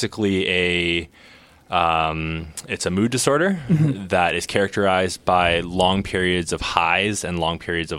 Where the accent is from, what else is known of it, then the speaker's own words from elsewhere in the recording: Newmarket, Ontario, Canada; I'm originally from Newmarket, Ontario